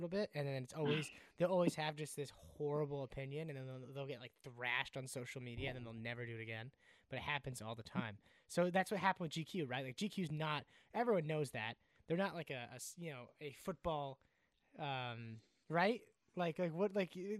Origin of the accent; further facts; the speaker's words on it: United States; as an American, it was hard to, like, consistently enjoy, like, the sport from out here over there.